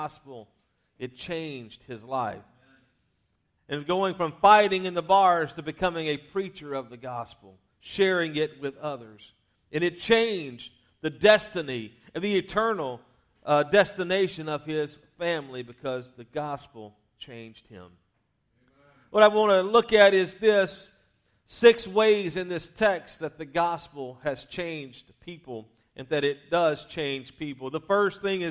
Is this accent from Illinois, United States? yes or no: no; Louisiana, United States; I was raised in the South, Louisiana to be specific